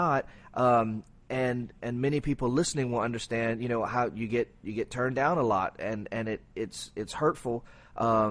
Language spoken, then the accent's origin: English; Cajun, Louisiana, United States; I'm Cajun